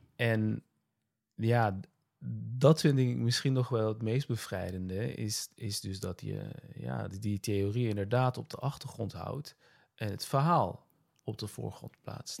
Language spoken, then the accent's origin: Dutch; Nijmegen, Gelderland, Netherlands; Ik ben in Nijmegen geboren, Nederland opgegroeid.